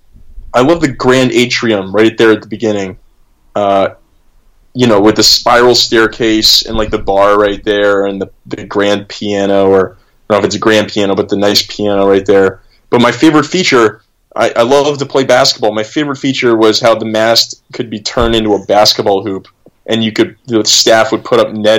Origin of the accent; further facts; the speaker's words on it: Midwest, United States; I grew up in the Midwest in the United States